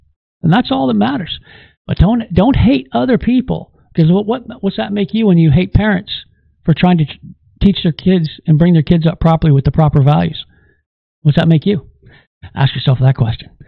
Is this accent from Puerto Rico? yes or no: no; Canada; as a Canadian